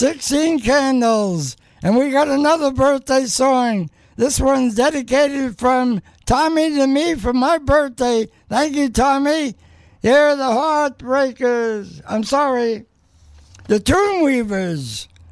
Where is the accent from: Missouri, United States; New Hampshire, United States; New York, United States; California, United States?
New York, United States; New York City; also born or lived in Brooklyn; now in Las Vegas, United States; 77 years ago, I was born in Manhattan. Also lived in Brooklyn.